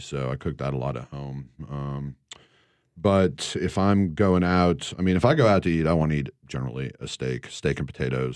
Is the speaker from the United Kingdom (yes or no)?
no; Northeast, United States; moved away; growing up in the Northeast